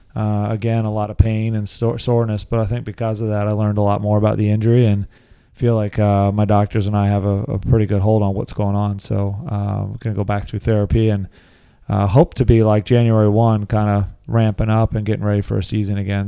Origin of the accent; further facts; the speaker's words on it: Lancaster, Pennsylvania, United States; I grew up in Lancaster, Pennsylvania.